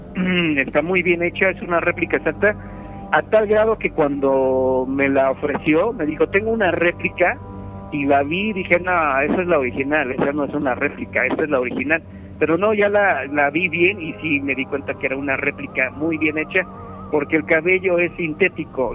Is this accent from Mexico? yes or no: yes; Mexico; como buen mexicano que soy